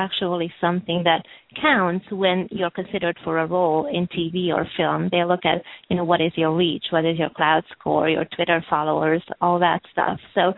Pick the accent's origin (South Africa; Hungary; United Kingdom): Hungary; English is a second language; also born or lived in Romania; now in Los Angeles, United States; So I was born in Hungary and really born and raised both in Hungary and Romania. And as I was growing up, I lived all over Europe, so basically in six other countries before I moved to Los Angeles